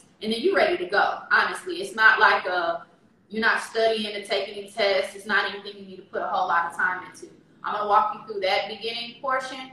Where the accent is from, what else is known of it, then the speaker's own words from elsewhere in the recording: Richmond, California, United States; I'm from California